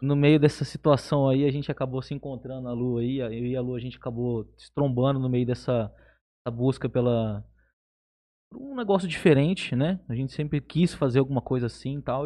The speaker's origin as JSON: {"language": "Portuguese", "town": "Jales", "region": "São Paulo", "country": "Brazil", "tie": "born or raised there", "said": "eu sou daqui de Jales mesmo. Nasci aqui, vivo aqui e gosto muito de Jales"}